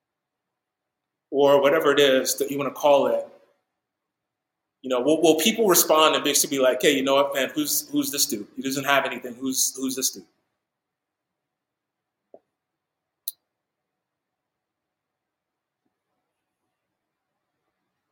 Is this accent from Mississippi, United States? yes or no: no; New York, United States; moved away; teach at my old church that I grew up with in New York